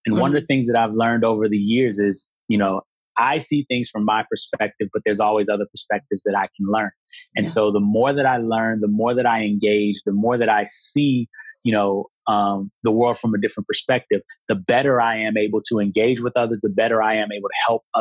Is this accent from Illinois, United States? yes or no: yes; Chicago, Illinois, United States; moved away; I'm from Chicago originally